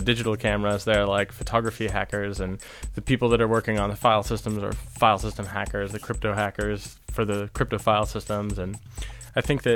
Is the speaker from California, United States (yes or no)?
yes; a town near San Francisco, California, United States; moved away as an adult; now in Toronto, Canada